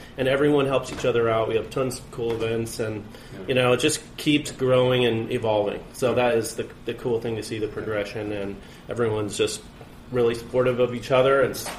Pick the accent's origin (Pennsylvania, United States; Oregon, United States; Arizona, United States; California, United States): Oregon, United States; Portland; moved away as an adult; also born or lived in New York; I'm from Portland, so when I moved away to New York in 2001, in September, 2 days before 9/11 actually